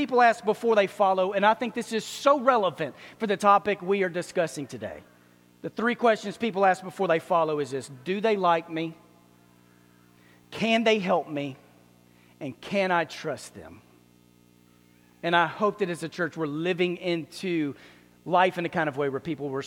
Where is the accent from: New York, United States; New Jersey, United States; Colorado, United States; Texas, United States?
Texas, United States; Dallas; I grew up in Dallas